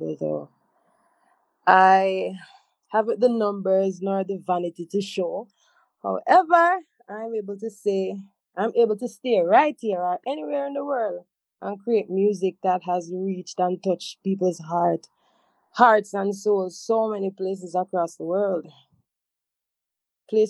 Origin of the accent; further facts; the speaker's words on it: Montego Bay, Saint James, Jamaica; I had to go back to Montego Bay, to my home, my hometown, my mother house